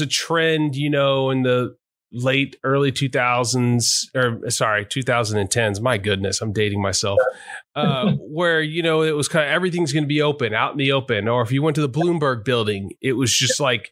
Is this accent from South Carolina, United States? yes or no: no; Texas, United States; moved away; also born or lived in Virginia; I moved from Virginia to Texas during the pandemic. Texas is my home and I hadn't lived back in the state